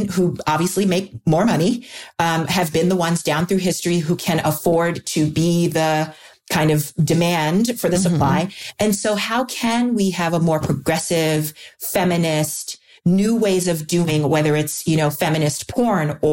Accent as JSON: {"language": "English", "region": "New York", "country": "United States", "tie": "born or raised there", "said": "I grew up in New York"}